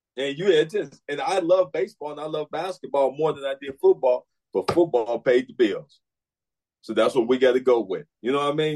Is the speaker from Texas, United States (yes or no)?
no; Chicago, Illinois, United States; moved away; I'm from Chicago